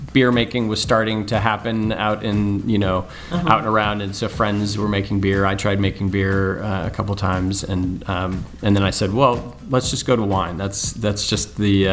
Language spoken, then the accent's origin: English; Berkeley, California, United States; I grew up in Berkeley, California here, so not far from wine country